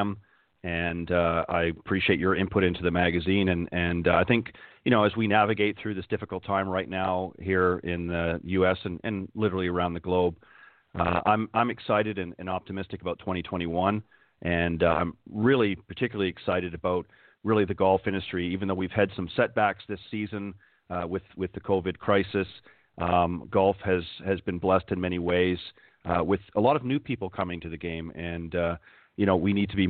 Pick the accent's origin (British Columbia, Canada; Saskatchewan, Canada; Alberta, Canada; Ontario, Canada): Ontario, Canada; Hamilton; also born or lived in Toronto / Halifax, Nova Scotia; I was born in Hamilton, Ontario, and lived most of my life in the Toronto and Hamilton corridor